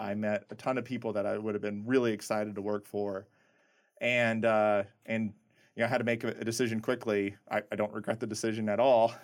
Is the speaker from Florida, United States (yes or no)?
no; Nebraska, United States; moved away as an adult; also born or lived in Indiana; I grew up in really small town, Nebraska